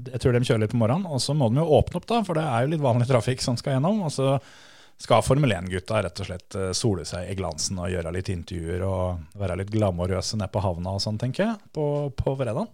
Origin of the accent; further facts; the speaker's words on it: Vestfold, Norway; på størrelse med Fon, der vi kommer fra